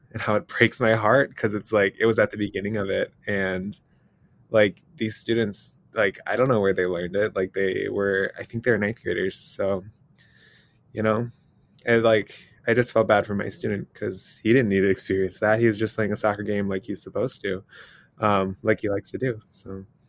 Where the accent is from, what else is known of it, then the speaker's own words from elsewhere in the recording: Minnesota, United States; I personally was born and raised in Minnesota